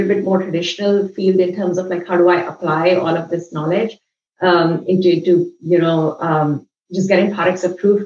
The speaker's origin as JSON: {"language": "English", "town": "New Delhi", "region": "Delhi", "country": "India", "tie": "born or raised there", "also_born_or_lived": "Mumbai / Los Angeles, United States", "moved": "as an adult", "lives_now": "United States", "said": "I grew up in New Delhi and I studied in Mumbai"}